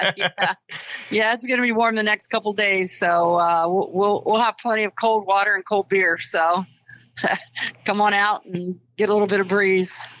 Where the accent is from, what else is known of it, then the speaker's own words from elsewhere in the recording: Springfield, Ohio, United States; moved away as an adult; also born or lived in East Coast; I'm originally from Springfield, Ohio